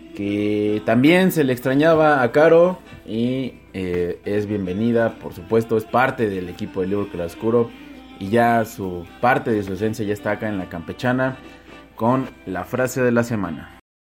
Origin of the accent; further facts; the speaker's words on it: Mexico; yo soy mexicano